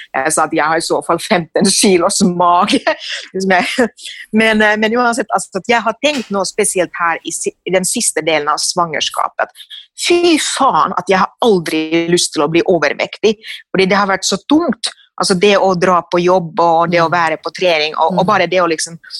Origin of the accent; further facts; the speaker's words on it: Finland; moved away as an adult; now in Norway; mitt hjemland Finland